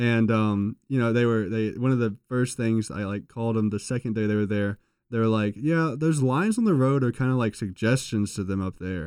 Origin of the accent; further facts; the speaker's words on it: Reidsville, North Carolina, United States; I'm from Regional North Carolina